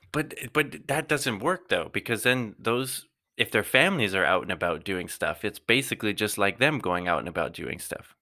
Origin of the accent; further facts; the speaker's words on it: Canada; we're all Canadian